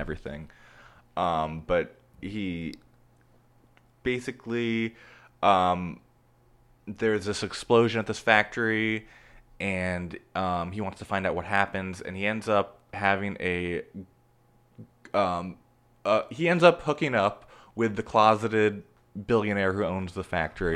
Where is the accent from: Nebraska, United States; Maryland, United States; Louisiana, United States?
Nebraska, United States; Omaha; now in Los Angeles, United States; I am from Omaha, Nebraska